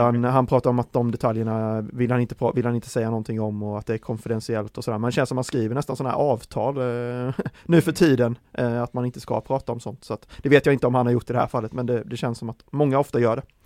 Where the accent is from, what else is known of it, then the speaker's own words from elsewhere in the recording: Värnamo, Jönköping County, Sweden; jag är ju från eh, Värnamo-trakten, eh, smålänning eh, som jag är